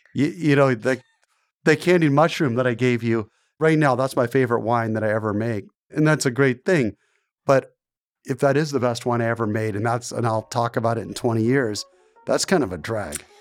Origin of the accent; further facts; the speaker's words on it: Portland, Oregon, United States; I grew up in Portland, and my dad was a television journalist. He worked for Channel eight News.